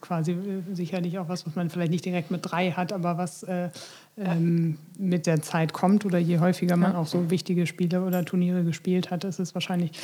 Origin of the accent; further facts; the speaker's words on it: Bremen, Germany; als Bremer